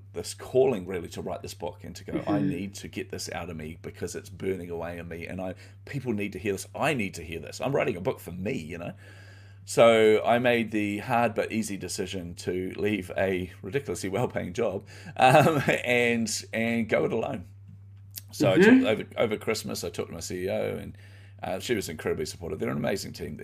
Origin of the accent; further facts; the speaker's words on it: New Zealand; So I grew up in poverty. And you know, I come from New Zealand